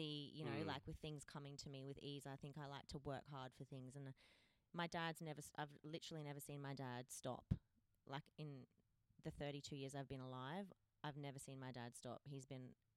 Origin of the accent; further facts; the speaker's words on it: Cooktown, Queensland, Australia; also born or lived in Cairns; now in Perth, Australia; I'm from Cooktown. Cooktown is a teeny tiny town, far north Queensland